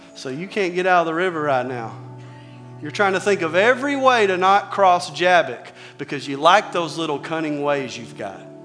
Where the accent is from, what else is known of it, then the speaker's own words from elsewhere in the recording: Arkansas, United States; I'm from Arkansas